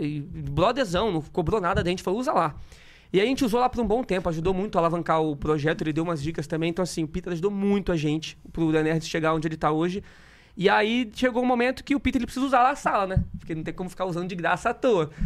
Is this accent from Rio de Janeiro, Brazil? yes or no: yes; interior of Rio de Janeiro, Brazil; moved away; also born or lived in Espírito Santo; Então eu morava no interior do, do Rio de Janeiro lá. Eu nasci em Espírito Santo, interior do Rio, depois meus pais tiveram que se mudar